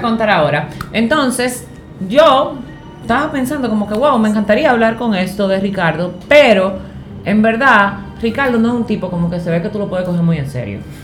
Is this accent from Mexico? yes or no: no; Higüey, La Altagracia, Dominican Republic; Yo soy de un campo, yo soy de Higüey